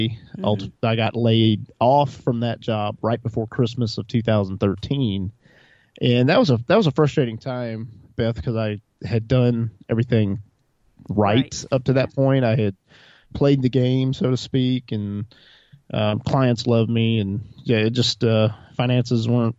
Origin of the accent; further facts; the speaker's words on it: Montgomery, Alabama, United States; also born or lived in Texas / Tennessee / North Carolina / New England; I originally grew up in Montgomery, Alabama.